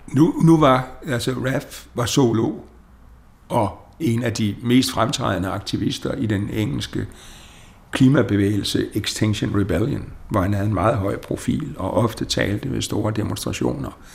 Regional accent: Denmark; vores selvopfattelse som danskere

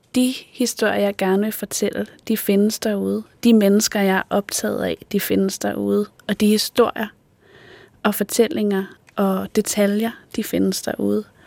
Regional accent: Odsherred, northwestern Zealand, Denmark; Jeg voksede op i Odsad, som er et område i det nordvestlige Sjælland.

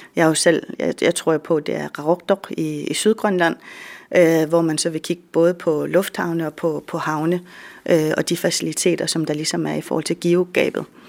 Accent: Greenland; Jeg er den første fra Grønland og fra Danmark

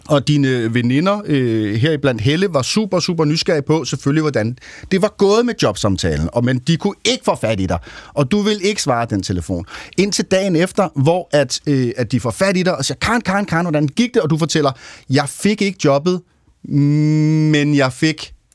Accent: Copenhagen, Capital Region of Denmark, Denmark; som københavner

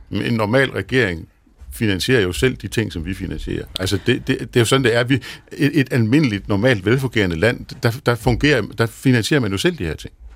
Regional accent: Denmark; jeg er fra Jylland

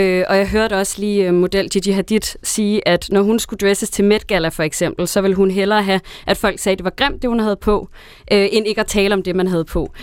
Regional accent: Næstved, Zealand, Denmark; hjemme i Næstved, hvor jeg er fra

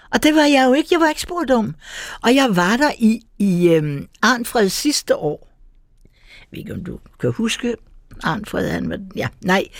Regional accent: Copenhagen, Capital Region of Denmark, Denmark; jeg er født på Gamle Strand, lille tur hen over øh, øh, Havnegade, og så har jeg vokset op i Nyhavn. Så jeg er fra det eneste København

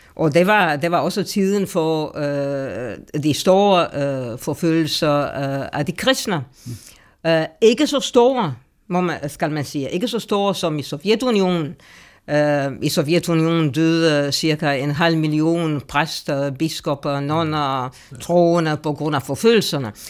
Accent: Romania; moved away; jeg kommer fra Rumænien. Øh, og jeg blev født, og det kan jeg, det kan jeg godt sige lige ud, i nitten fire og halvtreds

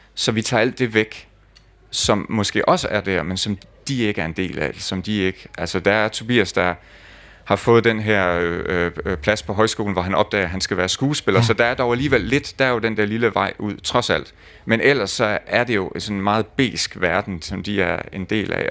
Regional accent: Lemvig, Central Denmark Region, Denmark; min opvækst i Lemvi

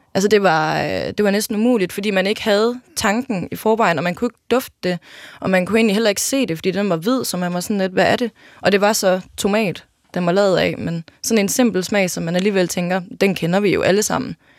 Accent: Jelling, Southern Denmark, Denmark; jeg er født og opvokset i Jelling

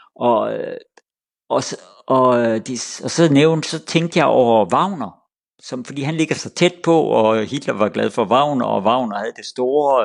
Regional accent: Denmark

